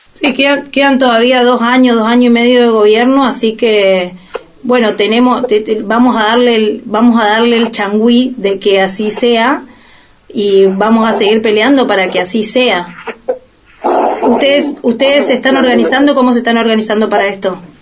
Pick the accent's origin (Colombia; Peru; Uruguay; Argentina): Argentina; de lo que hemos vivido como, como argentinos y argentinas